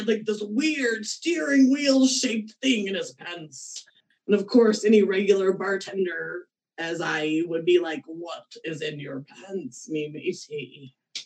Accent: Midwest, United States; I'm from the Midwest

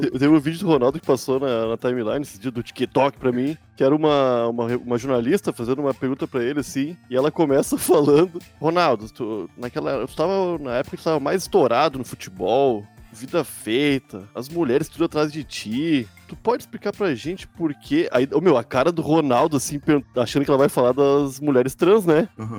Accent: Rio Grande do Sul, Brazil; eu, sendo gaúcho, morando no sul do Brasil, com o cérebro carioca

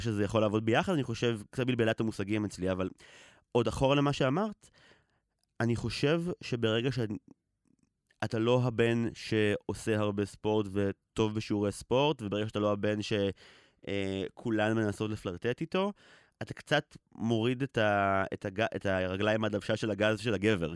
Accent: Israel; גדלתי בקיבוץ

